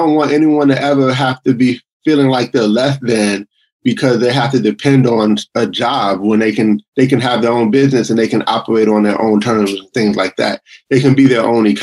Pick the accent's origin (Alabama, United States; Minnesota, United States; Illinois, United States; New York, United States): New York, United States; Buffalo; now in Greenville, South Carolina, United States; I grew up in Buffalo, New York, in the cold. I'm in South Carolina now